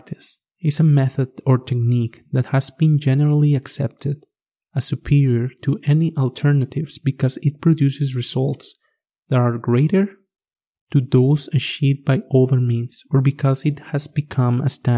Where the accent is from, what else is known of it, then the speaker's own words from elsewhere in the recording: Mexico; first language Spanish; English is a second language; moved away as an adult; now in Alberta, Canada; I'm coming originally from Mexico. I guess you already noticed my accent. As you can hear, English is my second language